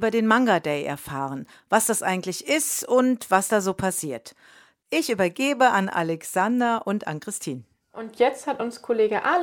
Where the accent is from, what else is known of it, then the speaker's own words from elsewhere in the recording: Hesse, Germany; Ich komme ja auch aus Hessen und ich bin zugezogen.